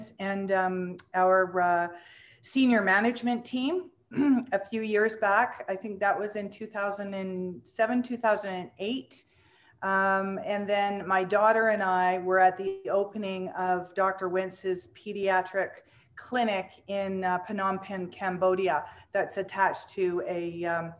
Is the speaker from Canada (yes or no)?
yes; Canada; I feel so proud being Canadian